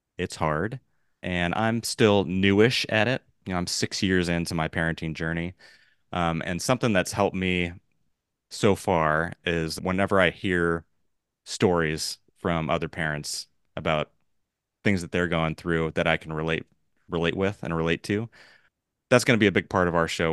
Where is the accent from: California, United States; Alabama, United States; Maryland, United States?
California, United States; Los Angeles; I mentioned I'm from Los Angeles, born and raised. I've lived my whole life here out on the West Coast.